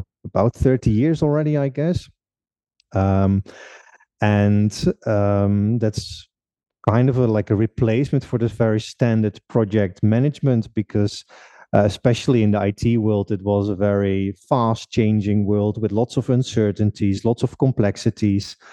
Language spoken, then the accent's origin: English; Netherlands; moved away as an adult; now in Czech Republic; I'm from the Netherlands originally. Currently living uh, for almost six years already in uh, in the Czech Republic